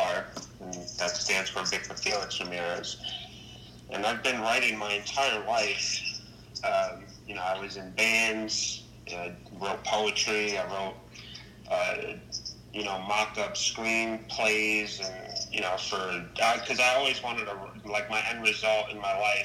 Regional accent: New York City, New York, United States; I'm from the Bronx, New York, born and raised

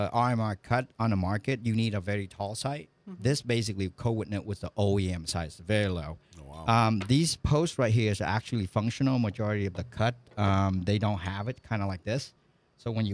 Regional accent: Vietnam; moved away as an adult; So I was born and raised in Vietnam. I was there for 20 years

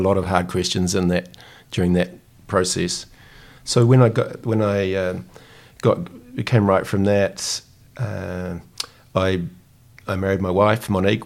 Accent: New Zealand; as a Kiwi

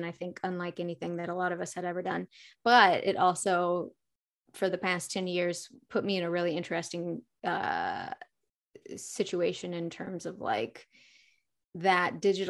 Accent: Fayetteville, Arkansas, United States; now in Los Angeles, United States; I'm from Arkansas, but I've lived in LA for quite a few years now.

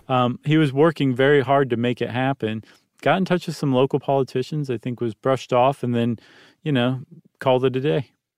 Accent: Toledo, Ohio, United States; Toledo, my hometown

